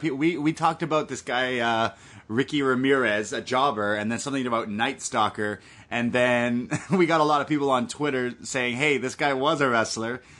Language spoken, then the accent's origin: English; Canada; I'm Canadian